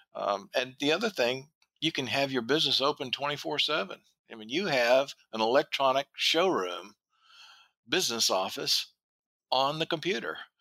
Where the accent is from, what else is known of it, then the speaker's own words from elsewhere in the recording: the South, United States; I'm from the South